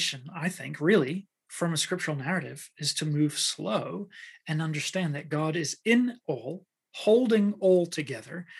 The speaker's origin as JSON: {"language": "English", "region": "Waikato", "country": "New Zealand", "tie": "born or raised there", "moved": "yes", "said": "I grew up in New Zealand"}